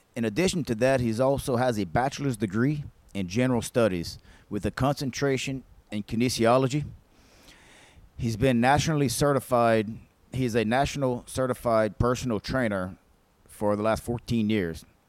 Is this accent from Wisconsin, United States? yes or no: no; Mansura, Louisiana, United States; right here from our little old hometown in Louisiana, of uh, Mansura